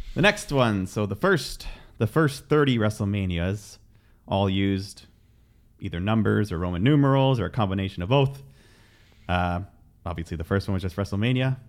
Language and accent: English; Canada; we are Canadian